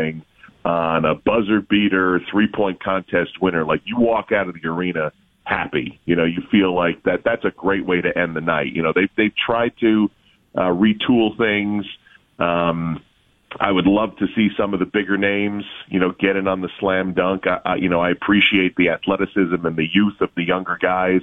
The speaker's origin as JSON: {"language": "English", "town": "Albany", "region": "New York", "country": "United States", "said": "I'm from Albany, New York, and Tommy Herter played for Siena College back when I was in my college years"}